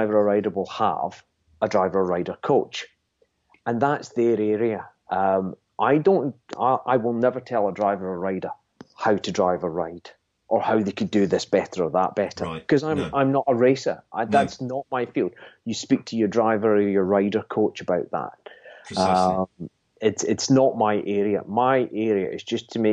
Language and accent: English; Scotland, United Kingdom; I'm a Scotsman